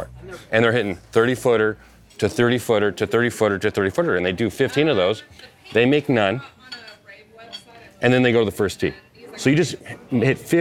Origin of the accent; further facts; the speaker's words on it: St. Louis, Missouri, United States; also born or lived in Iowa / Southern California; now in California, United States; I'm from, I grew up in Iowa and then St. Louis